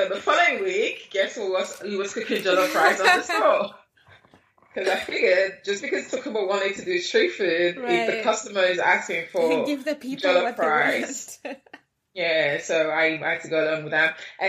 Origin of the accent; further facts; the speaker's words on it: London, United Kingdom; also born or lived in Nigeria / Lagos, Nigeria; I was born right here in London, in Camden, North London. But my mom took me to Nigeria as a baby. So I lived in Nigeria for the first 9 years of my life before I then came back to London, where I finished my secondary school